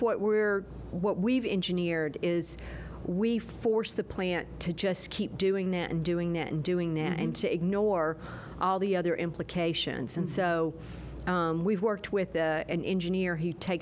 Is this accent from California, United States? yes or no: no; Gadsden, Alabama, United States; moved away; also born or lived in Virginia; I grew up in Gadsden, Alabama, which is a small town in northeast Alabama at the foothills of the Appalachian